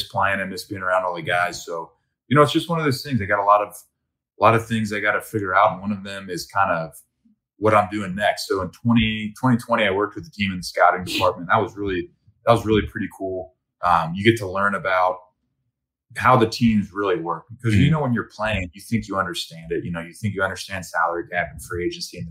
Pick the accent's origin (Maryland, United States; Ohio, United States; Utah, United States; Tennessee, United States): Ohio, United States; Cincinnati; I grew up in Ohio in a small private old boys school.